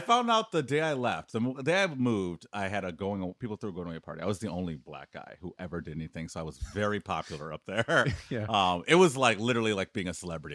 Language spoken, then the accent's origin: English; Detroit, Michigan, United States; moved away; I grew up in Detroit. I moved away from Detroit in the 80s and 90s. That's where I grew up.